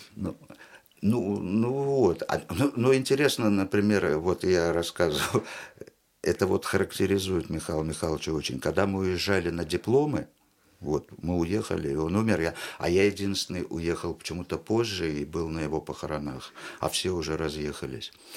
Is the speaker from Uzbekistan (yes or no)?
yes; Tashkent, Uzbekistan; moved away; also born or lived in Israel; я буквально с трех лет э, вырос в театре кукол в Ташкентском потому что я из Ташкента